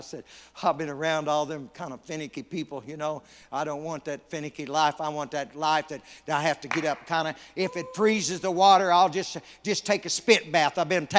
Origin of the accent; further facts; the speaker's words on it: North Carolina, United States; I come from North Carolina. It's called the Tar Heel State.